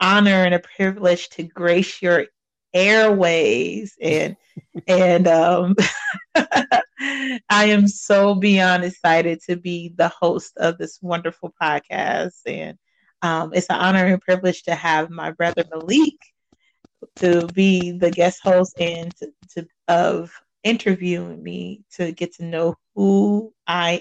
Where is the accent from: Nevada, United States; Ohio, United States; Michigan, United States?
Ohio, United States; Cincinnati; I am from Cincinnati, Ohio. That is where I was born and raised